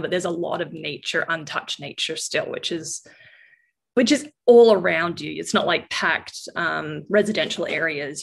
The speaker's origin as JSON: {"language": "English", "country": "Norfolk Island", "tie": "born or raised there", "said": "when you are raised in a really remote setting, and that's I, I was born there"}